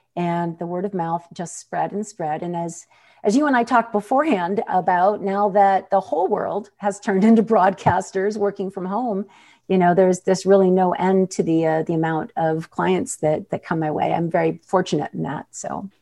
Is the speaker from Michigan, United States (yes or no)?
yes; Michigan, United States; moved away as an adult; also born or lived in Albuquerque, New Mexico; growing up in Michigan